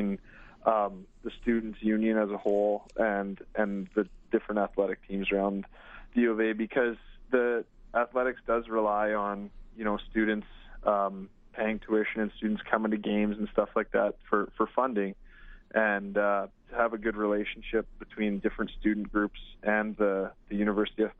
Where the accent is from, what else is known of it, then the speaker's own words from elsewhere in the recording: Vibank, Saskatchewan, Canada; I grew up playing hockey. You know, I was from Vibank.